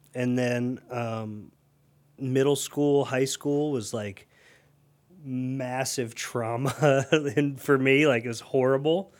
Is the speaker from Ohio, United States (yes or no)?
yes; Akron, Ohio, United States; also born or lived in Tallmadge, Ohio; I grew up in Elliott